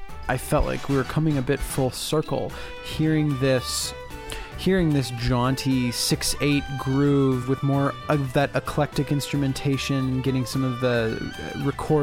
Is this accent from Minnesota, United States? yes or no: yes; St. Paul, Minnesota, United States; my hometown, St. Paul, Minnesota